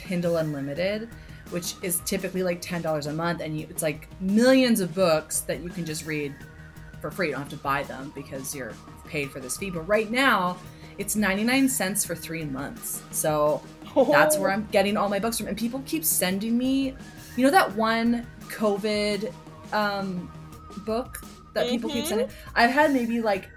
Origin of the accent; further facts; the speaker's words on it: Canada; as a Canadian, my interactions with that sort of accent usually comes from like Nazi propaganda movies